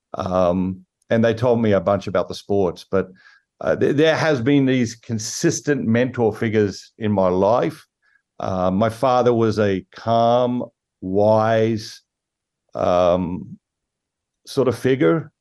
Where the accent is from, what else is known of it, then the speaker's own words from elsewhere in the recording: Sydney, New South Wales, Australia; moved away as an adult; now in United States; I grew up in Sydney, as, as you mentioned, Sydney, Australia